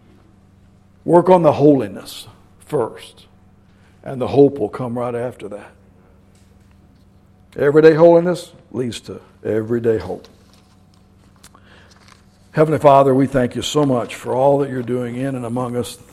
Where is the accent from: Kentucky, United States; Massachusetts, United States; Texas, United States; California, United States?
Kentucky, United States; I'm from Kentucky